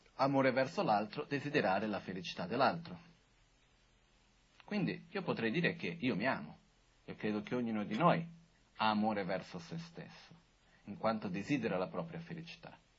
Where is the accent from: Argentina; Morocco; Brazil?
Brazil; sono brasiliano